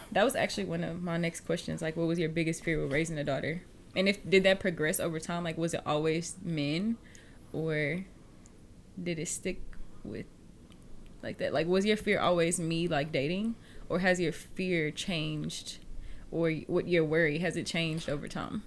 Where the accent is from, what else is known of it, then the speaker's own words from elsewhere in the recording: Fresno, Texas, United States; we are reporting live from the Phillips headquarters in Fresno, Texas, south of Houston, Texas, because that's where I'm from